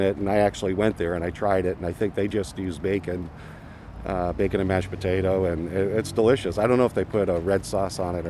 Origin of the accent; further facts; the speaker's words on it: Lowell, Massachusetts, United States; moved away as an adult; now in Portland, United States; I grew up in Massachusetts in Lowell